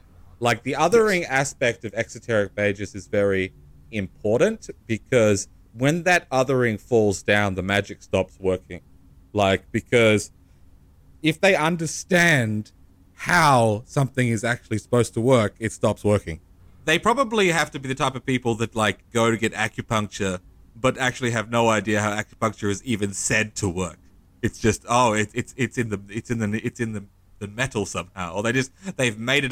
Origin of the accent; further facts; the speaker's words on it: Australia; I can only really speak as an Australian, as a white Australian